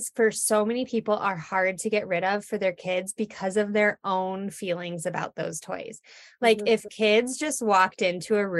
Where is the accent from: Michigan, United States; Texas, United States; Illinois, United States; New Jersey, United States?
Michigan, United States; moved away as an adult; now in Colorado, United States; I'm from Michigan originally.